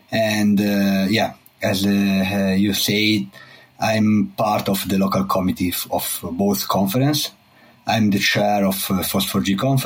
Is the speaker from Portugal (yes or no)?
no; Italy; also born or lived in Trento / Geneva; I'm from Italy. I live in Trento, in the north of part of Italy